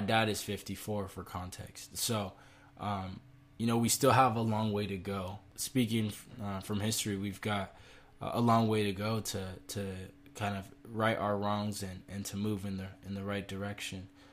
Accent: United States; as American citizens and as people of this country

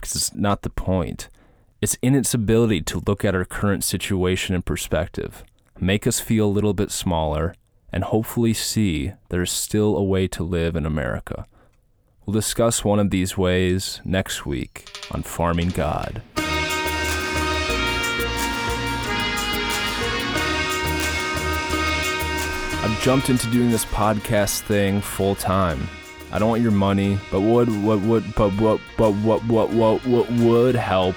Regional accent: Minnesota, United States; moved away; I grew up in Minnesota

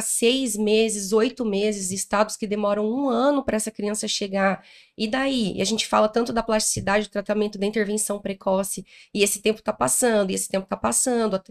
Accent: Paraná, Brazil; eu sou do interior do Paraná, de uma cidade chamada Moarama, fica ali pertinho do Paraguai

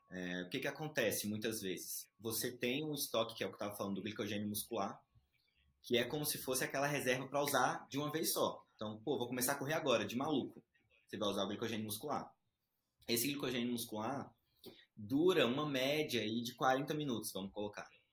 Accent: Brasília, Federal District, Brazil; also born or lived in Recife, Pernambuco, Brazil; sou de Recife, é, nasci lá, vim criança para Brasília, então crescido em Brasília

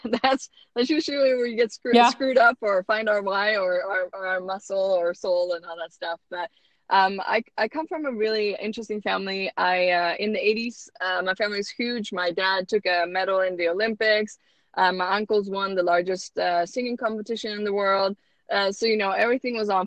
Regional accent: Sweden; English is a second language; moved away as an adult; also born or lived in Utah; now in United States; I was born and raised in Sweden

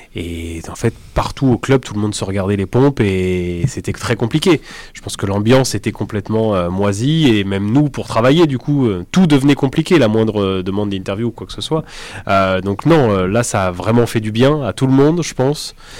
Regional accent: Limoges, Nouvelle-Aquitaine, France; moved away as an adult; now in Toulouse, France; Je viens de Limoges

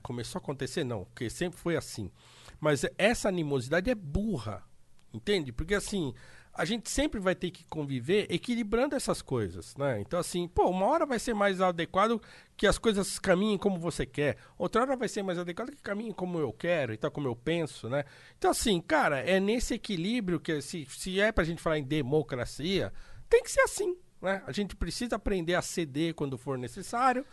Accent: Brazil; enquanto brasileiros

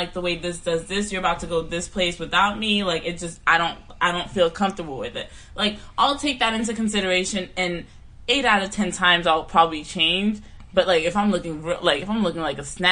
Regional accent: Palm Beach, Florida, United States; I'm from Palm Beach

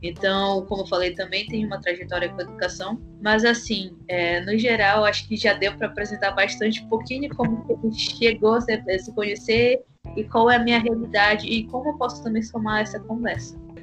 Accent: Amapá, Brazil; sou do estado do Amapá, extremo norte do Brasil

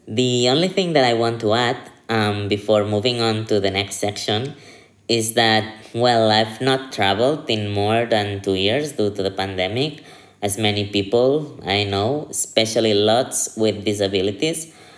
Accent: Barcelona, Catalonia, Spain; I'm from Barcelona.

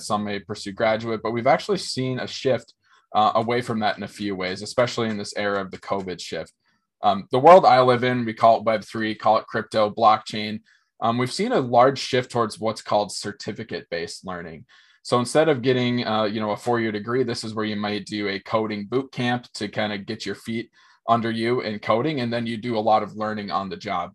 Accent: Minnesota, United States; also born or lived in Fargo, North Dakota; born and raised in Minnesota, grew up in a very small town

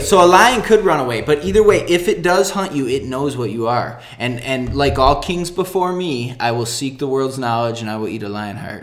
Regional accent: right outside Detroit, Michigan, United States; moved away as an adult; now in El Paso, United States; I grew up in Michigan, right outside Detroit

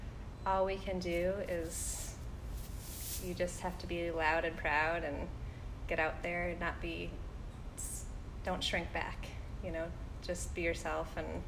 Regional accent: Midwest, United States; I grew up in the Midwest, and I have the mentality of, like, you take your cards that you're dealt, and you just deal with them.

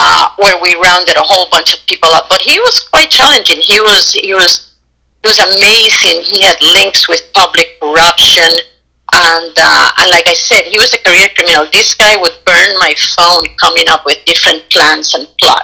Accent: Puerto Rico; accent: Puerto Rican; I'm Puerto Rican and my accent is so strong

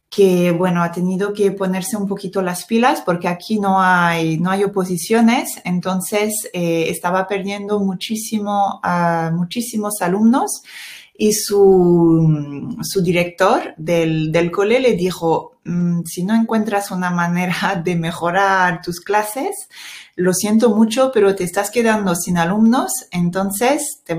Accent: France; Spanish is a second language; now in Spain; sí soy francesa

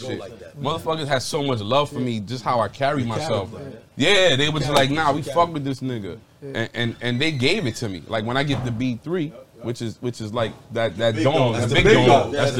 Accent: New York City, New York, United States; moved away as an adult; I'm from the east side of Harlem

